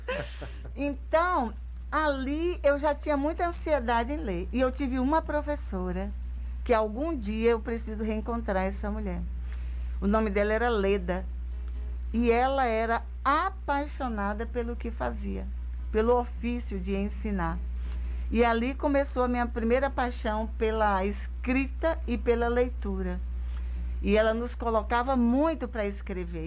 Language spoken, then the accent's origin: Portuguese; Brazil; Eu nasci em Tarantim, nasci na roça do meu avô, depois eu fui para a cidade bem pequenininha